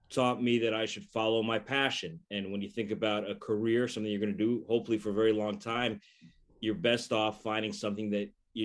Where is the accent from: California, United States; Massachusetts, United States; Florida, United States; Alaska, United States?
Florida, United States; South; moved away as an adult; also born or lived in Chicago / Rochester, New York / San Diego / Boston; I grew up in South Florida, left many, many years ago to go away to college at Northwestern outside of Chicago.